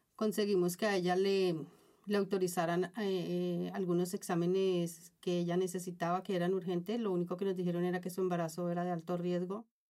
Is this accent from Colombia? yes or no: yes; Colombia; moved away as an adult; also born or lived in Bogotá / Ecuador / Venezuela / Panama; now in Spain; Desde que tengo uso de razón he estado migrando en mi propio país y bueno, ya luego me tocó por cosas eh, económicas, ¿no? Me tocó salir de Colombia